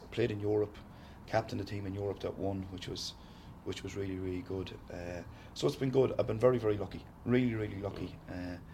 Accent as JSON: {"language": "English", "town": "Sligo", "region": "Connacht", "country": "Ireland", "said": "From Sligo. Uh, so I'm not so bad. Ballina is only an hour and five minutes away"}